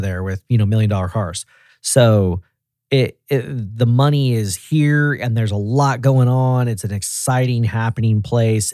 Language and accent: English; Tennessee, United States; also born or lived in San Diego, California; I'm from Tennessee.